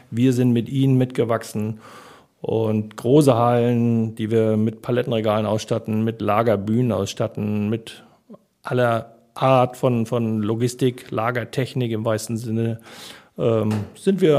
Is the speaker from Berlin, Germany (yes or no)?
no; Hamburg, Germany; meine Frau kam aus Hamburg, wollte zurück nach Hamburg ich komme aus Hamburg, wollte auch zurück nach Hamburg